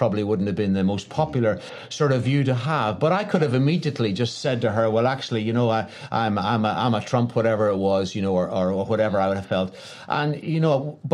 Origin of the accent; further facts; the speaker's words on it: Ireland; I was from Ireland